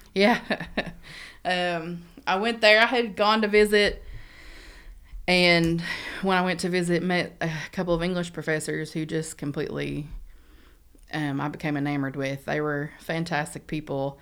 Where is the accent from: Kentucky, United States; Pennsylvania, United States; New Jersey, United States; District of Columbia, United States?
Kentucky, United States; Beattyville; moved away as an adult; now in Lexington, United States; I grew up in Badyville, which is about twenty minutes, um, east of Red River Gorge